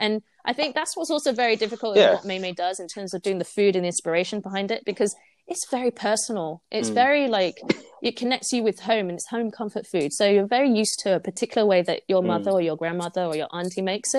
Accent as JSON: {"language": "English", "country": "Singapore", "lives_now": "United Kingdom", "said": "knowledge as a Singaporean Brit. And this is how I like to make it, given the ingredients I have as well in the UK."}